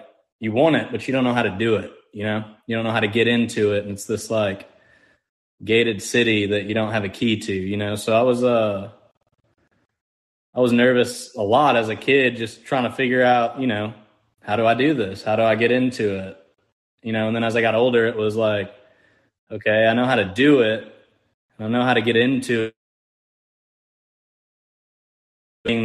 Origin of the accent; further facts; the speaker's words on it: Dallas, Texas, United States; I grew up in Dallas, most of my childhood, Fort Worth area.